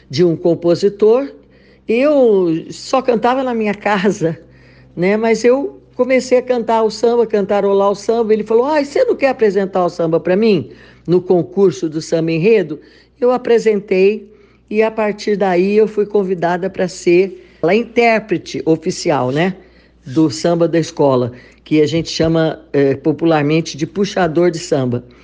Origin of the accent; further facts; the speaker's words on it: Rio de Janeiro, Brazil; moved away as an adult; now in Bauru, Brazil; eu sou carioca, morava no Rio de Janeiro.